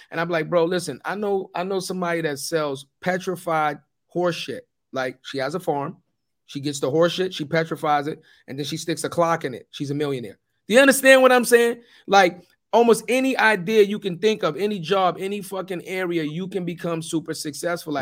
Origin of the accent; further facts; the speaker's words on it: New York City, New York, United States; when I grew up, I'm from Forrest Projects.